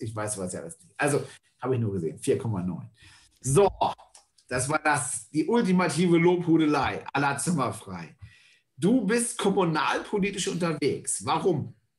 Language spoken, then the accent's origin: German; Northern Germany, Germany; ich bin auch aus Norddeutschland, kernig bis fest Norddeutsch